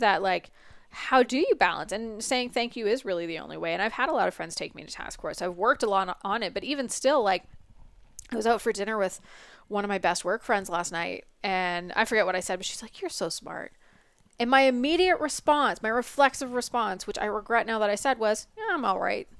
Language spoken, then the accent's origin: English; Canada; we're Canadian